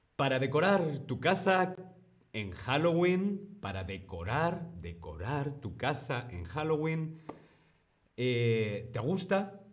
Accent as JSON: {"language": "Spanish", "country": "Spain", "said": "yo soy de España"}